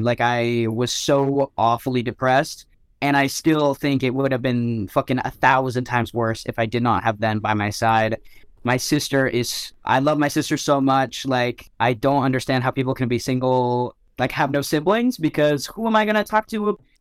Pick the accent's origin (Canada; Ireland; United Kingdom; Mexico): Canada; Ottawa, Ontario; I went to so many different schools growing up in Ottawa